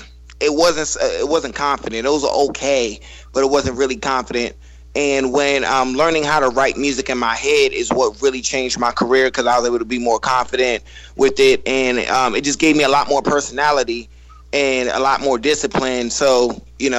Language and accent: English; Northern Virginia, United States; I'm from Northern Virginia